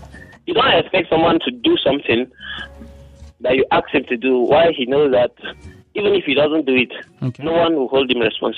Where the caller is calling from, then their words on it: Rayfield, Plateau, Nigeria; calling from Rayfield.